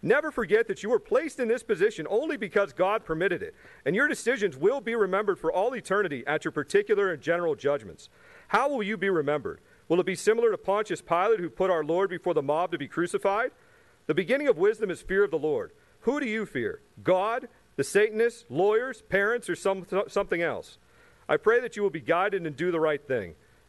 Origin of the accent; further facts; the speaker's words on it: Chesapeake, Virginia, United States; I'm from Chesapeake.